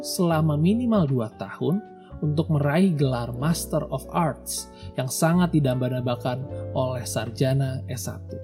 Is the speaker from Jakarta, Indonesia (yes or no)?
no; a small town in Central Java, Indonesia; moved away as an adult; also born or lived in Depok, West Java / Buffalo, New York, United States; Saya sudah hidup merantau semenjak lulus SMA di suatu kota kecil di Jawa Tengah